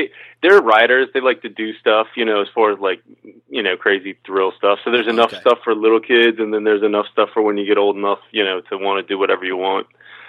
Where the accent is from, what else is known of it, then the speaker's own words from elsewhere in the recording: Midwest, United States; moved away as an adult; now in Maryland, United States; So I grew up hunting out in the Midwest and then had to adapt to this East Coast stuff.